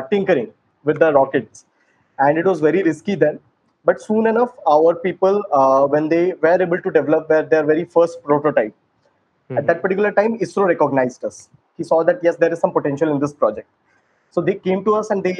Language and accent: English; Sambalpur, Odisha, India; I hail from Odisha, Sambalpur